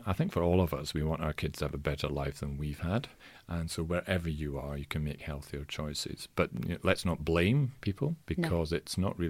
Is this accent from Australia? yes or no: no; Scotland, United Kingdom; I'm Scottish in origin, and in Scotland, many men consider it their birthright to die of heart problems.